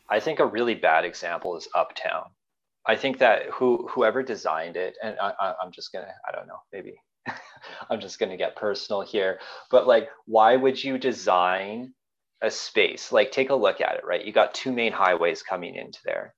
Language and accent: English; Calgary, Alberta, Canada; also born or lived in Vancouver; now in Saanich, Canada; I grew up in Calgary and Calgary is the city of suburbs and I grew up in a suburb.